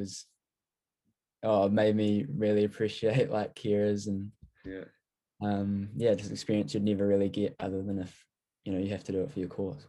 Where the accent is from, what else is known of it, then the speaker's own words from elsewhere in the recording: Christchurch, Canterbury, New Zealand; I'm originally from Christchurch, born there, did all my schooling there, so had a bit of time in Christchurch with my family. We've actually got our main house is in Kaitiriti